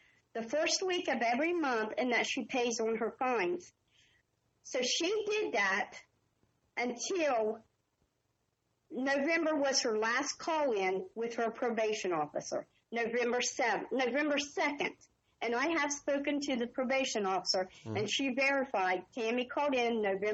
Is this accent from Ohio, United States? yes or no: yes; Jackson County, Ohio, United States; we are from Jackson County, Ohio, which is side by side.